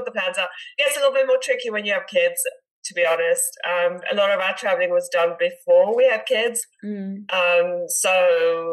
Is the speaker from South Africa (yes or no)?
yes; South Africa; moved away as an adult; also born or lived in Netherlands / United Kingdom; now in United States; I was born and raised in South Africa